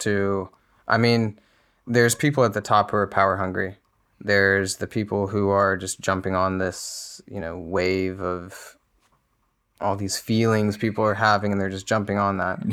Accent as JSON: {"language": "English", "country": "United States", "said": "as an American"}